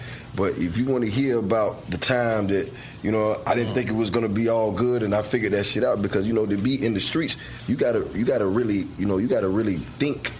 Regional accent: Georgia, United States; I'm from Georgia

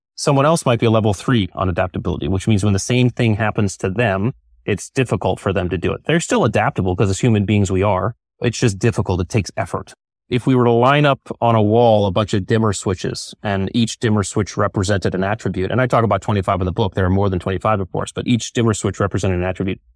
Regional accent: Connecticut, United States; I grew up in Connecticut

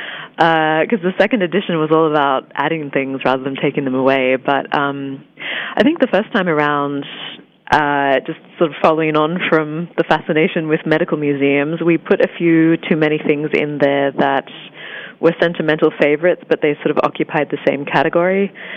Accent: Australia; I think even just growing up in Australia, you're so accustomed to being so far away from most of the world

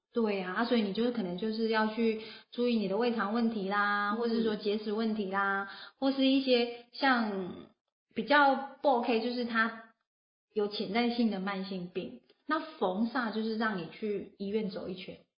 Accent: Taiwan; 我们台湾人

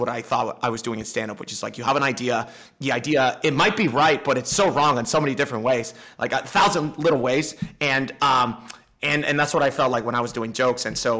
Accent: Dominican Republic; I'm from the Dominican Republic. People can't see me, but I don't sound Dominican either.

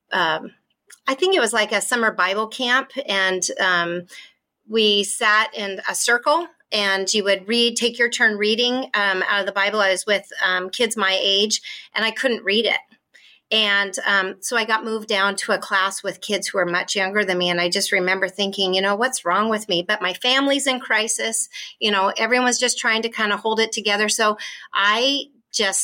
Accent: Washington, United States; born or raised there

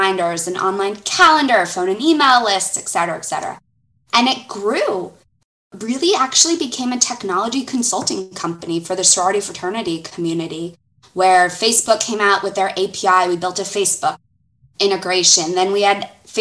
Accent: Fort Lauderdale, Florida, United States; accent: Southern; moved away as an adult; now in Atlanta, United States; I actually was born and raised in Fort Lauderdale, Florida.

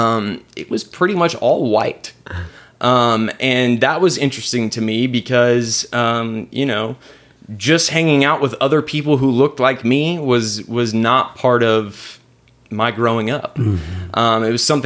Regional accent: Richardson, Texas, United States; I grew up in East Richardson

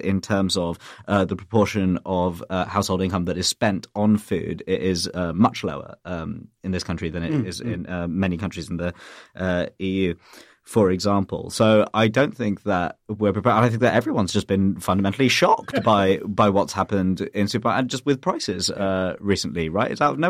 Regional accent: United Kingdom; while I am British, I'm also British Indian

